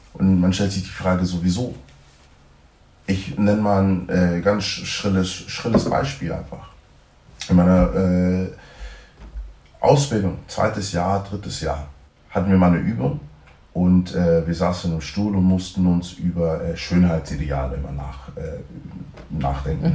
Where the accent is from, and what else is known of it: Germany; born or raised there